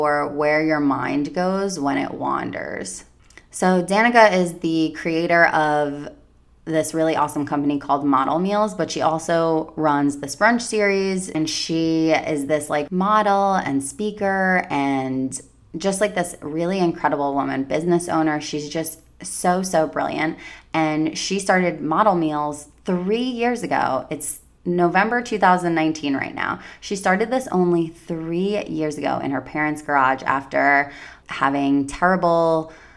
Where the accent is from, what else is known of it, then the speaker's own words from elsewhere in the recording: Long Island, New York, United States; moved away; my hometown in Long Island, New York